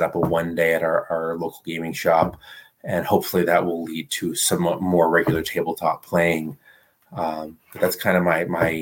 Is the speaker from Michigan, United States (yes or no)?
yes; Midland, Michigan, United States; we both wound up back in my hometown in Midland, Michigan, around 2002, 2003